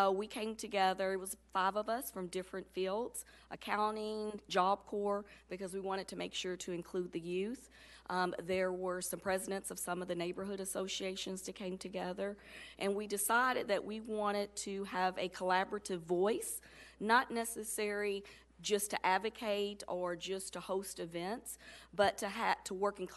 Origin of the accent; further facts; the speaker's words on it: Louisville, Kentucky, United States; I grew up in the Taylor Berry area in the Jacob neighborhood